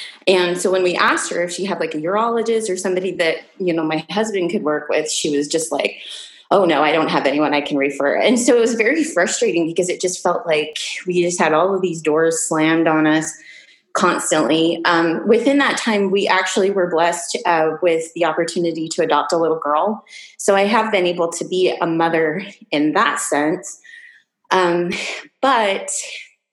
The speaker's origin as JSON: {"language": "English", "town": "Salt Lake City", "region": "Utah", "country": "United States", "tie": "born or raised there", "said": "I was born and raised in Salt Lake City, Utah"}